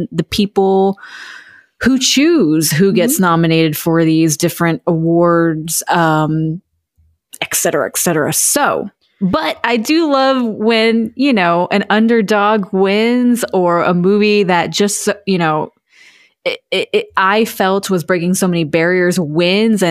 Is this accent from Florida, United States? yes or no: yes; Florida, United States; also born or lived in Boston; now in Los Angeles, United States; when I lived in Boston and growing up in Florida